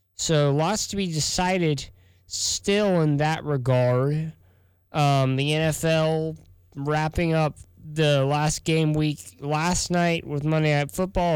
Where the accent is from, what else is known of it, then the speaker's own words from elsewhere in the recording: South Texas, United States; moved away as an adult; now in Columbia, United States; I'm from South Texas. We don't get this white powdery stuff